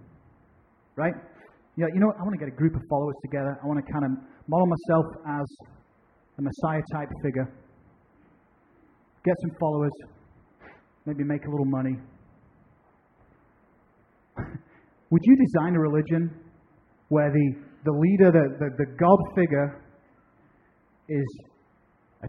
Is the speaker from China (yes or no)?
no; United Kingdom; moved away as an adult; now in United States; I'm a British citizen